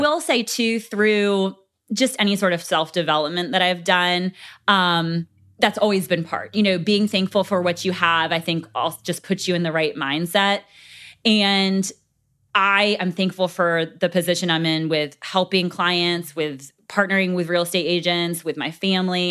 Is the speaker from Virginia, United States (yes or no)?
yes; Gloucester, Virginia, United States; I grew up here in Gloucester